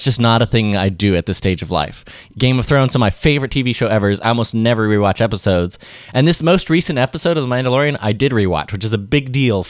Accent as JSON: {"language": "English", "country": "United Kingdom", "said": "as a Brit, you have to be thinking that if Cadbury doesn't have a promotional tie-in with the series, what are they doing?"}